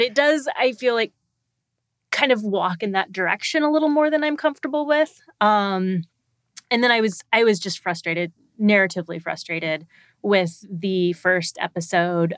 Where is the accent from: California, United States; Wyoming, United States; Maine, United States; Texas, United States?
Texas, United States; when I was a kid, I grew up in Texas